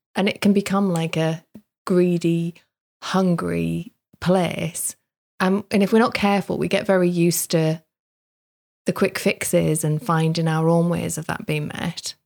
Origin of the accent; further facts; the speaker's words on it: the Northeast, North East England, United Kingdom; where I grew up in the Northeast